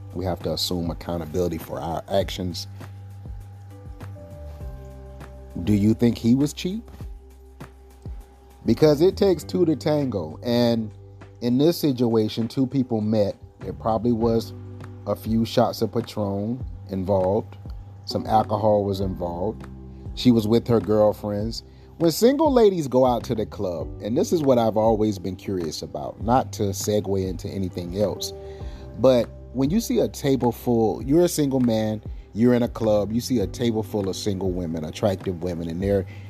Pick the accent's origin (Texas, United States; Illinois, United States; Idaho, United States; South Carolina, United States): South Carolina, United States; I'm from South Carolina.